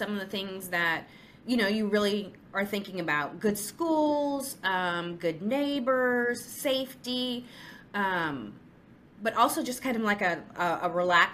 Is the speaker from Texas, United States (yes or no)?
yes; Houston, Texas, United States; also born or lived in New York; I'm an OBGYN from Houston